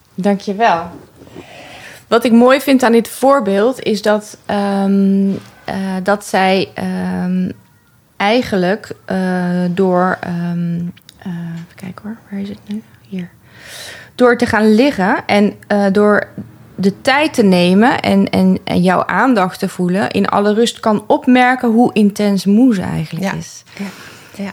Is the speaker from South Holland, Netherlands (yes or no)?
no; 's-Hertogenbosch, North Brabant, Netherlands; now in Amsterdam, Netherlands; Ik ben eh, opgegroeid in Den Bosch